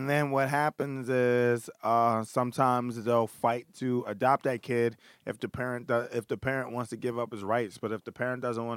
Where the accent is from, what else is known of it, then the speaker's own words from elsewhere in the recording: Philadelphia, Pennsylvania, United States; Grew up in Philadelphia